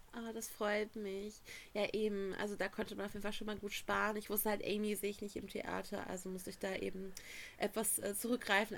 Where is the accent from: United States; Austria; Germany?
Germany; wir kommen aus Deutschland